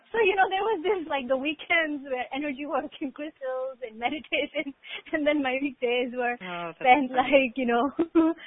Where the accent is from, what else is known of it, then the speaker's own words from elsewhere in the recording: India; I grew up in India